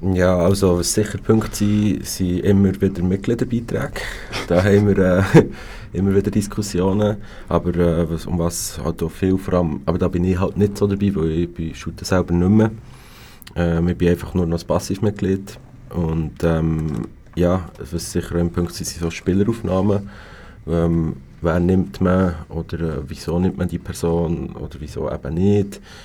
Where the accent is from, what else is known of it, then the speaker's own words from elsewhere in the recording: Bern, Switzerland; komme eben von Bern